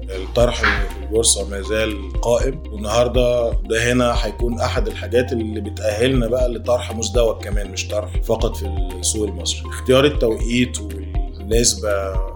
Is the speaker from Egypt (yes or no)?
yes; Egypt; احنا من مصر